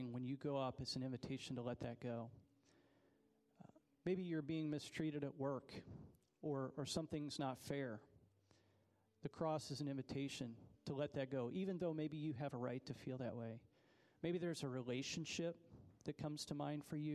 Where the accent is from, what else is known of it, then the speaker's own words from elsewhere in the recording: United States; as an American